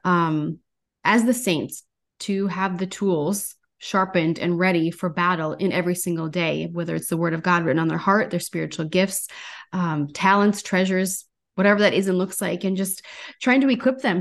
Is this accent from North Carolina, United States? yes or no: no; North Dakota, United States; now in Minneapolis, United States; I'm originally from North Dakota